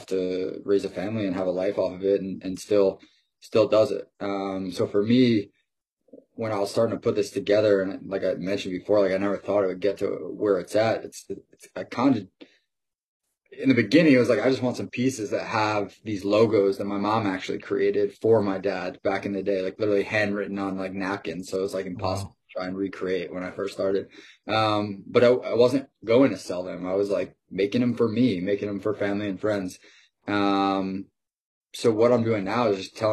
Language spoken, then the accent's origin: English; Long Island, New York, United States; I'm originally from Long Island, 30 minutes outside of Manhattan. Grew up there